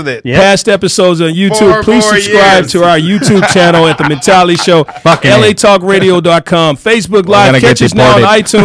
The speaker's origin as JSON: {"language": "English", "region": "Arkansas", "country": "United States", "moved": "yes", "lives_now": "Los Angeles, United States", "said": "I'm from Arkansas."}